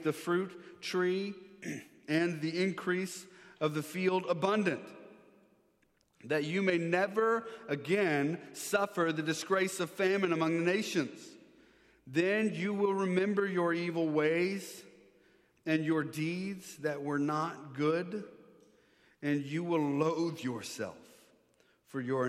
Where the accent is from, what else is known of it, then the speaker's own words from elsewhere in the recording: Maryland, United States; now in Texas, United States; I grew up here in Maryland, went to high school, went to this church